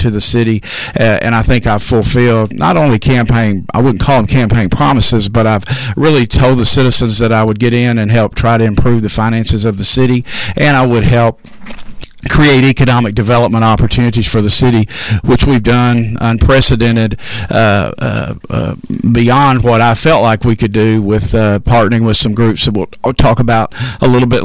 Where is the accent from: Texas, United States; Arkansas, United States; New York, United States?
Arkansas, United States; Hope; moved away as an adult; now in Texarkana, United States; I was born and raised in Hope, Arkansas, kind of close.